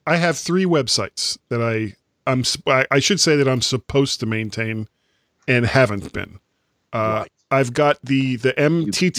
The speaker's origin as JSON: {"language": "English", "country": "United States", "said": "I'm an American"}